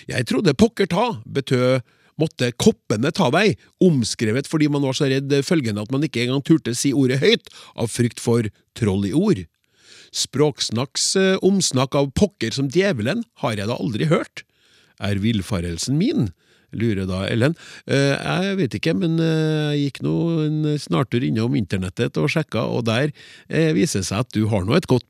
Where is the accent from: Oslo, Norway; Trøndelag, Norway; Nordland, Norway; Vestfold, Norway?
Oslo, Norway; Jeg har vokst opp i områder i Oslo hvor man for eksempel kunne si